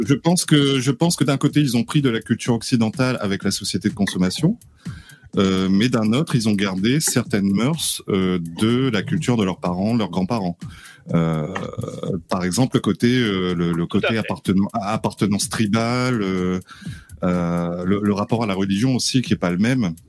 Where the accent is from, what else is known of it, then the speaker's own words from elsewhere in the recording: Réunion, France; je suis réunionnais